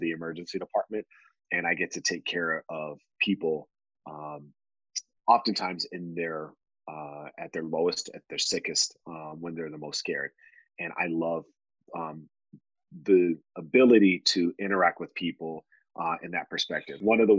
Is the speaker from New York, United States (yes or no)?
no; Texas, United States; I'm from East Texas, and part of being a Texas, being from Texas, is like owning land and having cows, right?